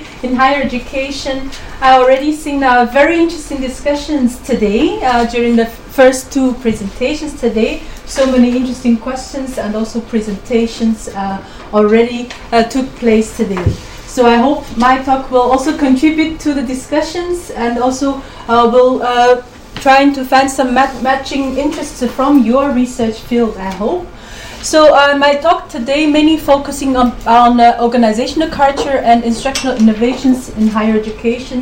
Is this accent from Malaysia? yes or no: no; China; moved away as an adult; also born or lived in Beijing, China; now in Belgium; I'm from China, of course, and then since 12 years, I'm in Belgium.